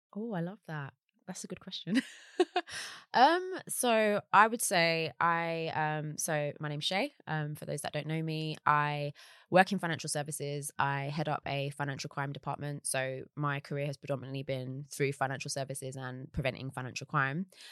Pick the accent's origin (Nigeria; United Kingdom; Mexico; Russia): United Kingdom; London; also born or lived in Surrey Quays / Deptford / Bermondsey / Peckham; I grew up in South East London